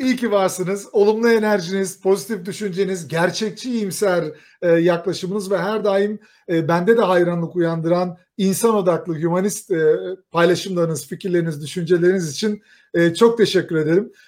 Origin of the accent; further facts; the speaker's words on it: Kayseri, Kayseri Province, Turkey; Bir Kayserili olarak